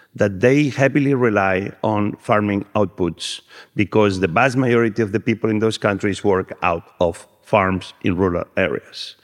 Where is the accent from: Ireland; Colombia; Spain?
Spain; I'm from Spain and I was cooking the way we cook black beans in Spain